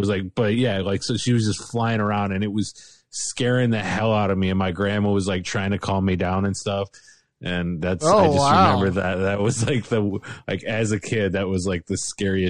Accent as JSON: {"language": "English", "town": "Bradner", "region": "Ohio", "country": "United States", "tie": "born or raised there", "also_born_or_lived": "Fostoria, Ohio", "said": "So I was raised in Bradnor, Ohio."}